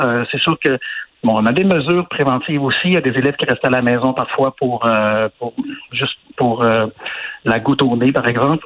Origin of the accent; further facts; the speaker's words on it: Quebec, Canada; moved away as an adult; now in Sweden; ça fait trop longtemps que je suis parti du Québec